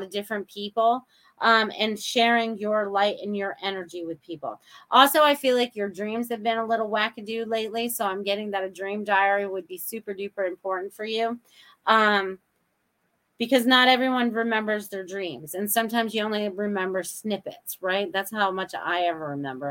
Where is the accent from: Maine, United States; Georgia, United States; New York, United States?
Maine, United States; my childhood when I was growing up in Maine